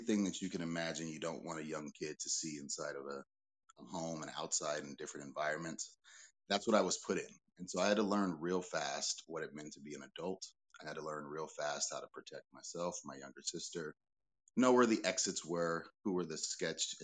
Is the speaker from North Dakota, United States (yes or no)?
no; Pasadena, California, United States; I was born and raised in Pasadena, California